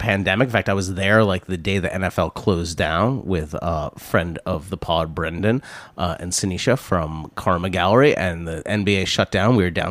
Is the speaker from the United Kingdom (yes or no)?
yes; London, United Kingdom; Yeah, I mean, I'm from London.